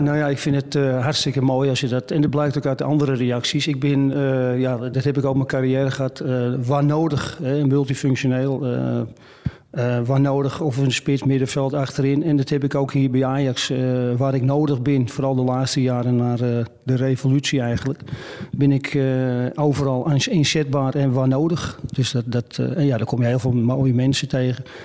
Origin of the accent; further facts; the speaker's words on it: Amsterdam, North Holland, Netherlands; Ik ben opgegroeid in Brouwersgracht